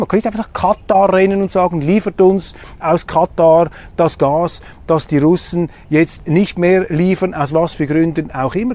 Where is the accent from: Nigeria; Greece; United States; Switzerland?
Switzerland; als Schweizer